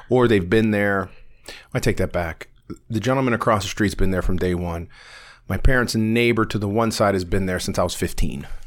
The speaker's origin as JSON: {"language": "English", "town": "Warren", "region": "Ohio", "country": "United States", "tie": "born or raised there"}